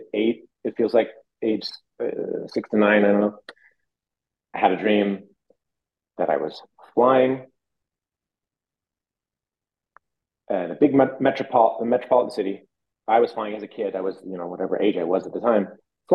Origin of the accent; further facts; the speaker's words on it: Iowa, United States; I'm from Iowa